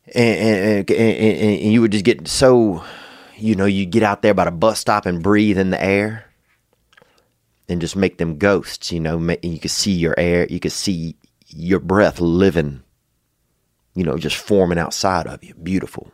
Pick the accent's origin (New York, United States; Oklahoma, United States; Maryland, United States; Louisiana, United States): Louisiana, United States; now in Los Angeles, United States; growing up in Louisiana